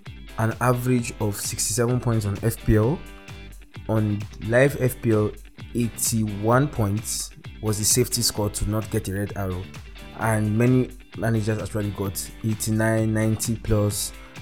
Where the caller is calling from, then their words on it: Abuja, Federal Capital Territory, Nigeria; I'm recording from Abuja, Nigeria, the heart of Nigeria